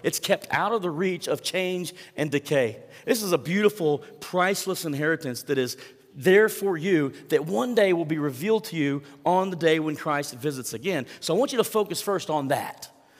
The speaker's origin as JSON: {"language": "English", "country": "United States", "said": "as an American, as someone who's lived in a free country for so many years"}